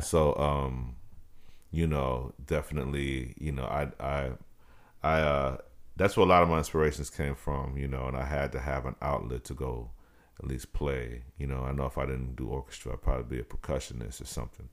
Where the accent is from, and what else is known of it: Dallas, Texas, United States; born or raised there; also born or lived in Brooklyn, New York